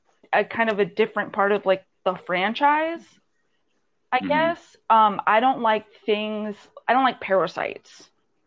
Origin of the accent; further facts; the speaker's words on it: Conroe, Texas, United States; moved away as an adult; now in Bigfoot, United States; it's like southwest of San Antonio, but it's like as far as my hometown Conroe is from Houston. Mm-hmm. So it's easier to say I'm in San Antonio.